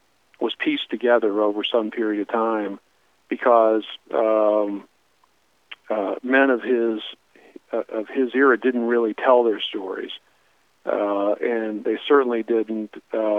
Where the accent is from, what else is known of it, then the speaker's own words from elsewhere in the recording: Fort Wayne, Indiana, United States; moved away as an adult; now in Columbus; Growing up in Fort Wayne, Indiana, which is where I was born